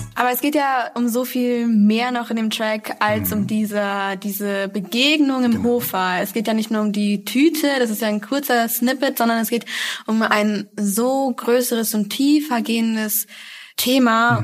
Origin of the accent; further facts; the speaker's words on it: Essen, North Rhine-Westphalia, Germany; ich bin im Essener Süden aufgewachsen